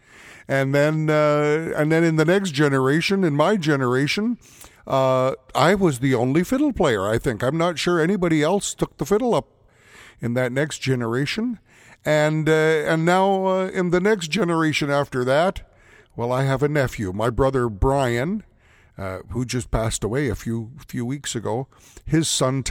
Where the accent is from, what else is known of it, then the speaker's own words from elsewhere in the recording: St. Paul, Alberta, Canada; my hometown here of St. Paul, Alberta